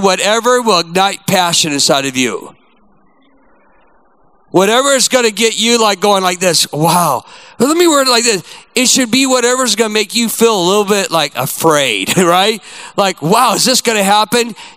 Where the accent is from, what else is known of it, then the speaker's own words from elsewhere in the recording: United States; I'm a proud American